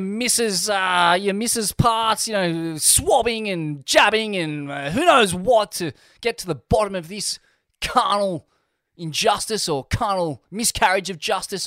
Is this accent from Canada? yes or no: no; Australia; being an Australian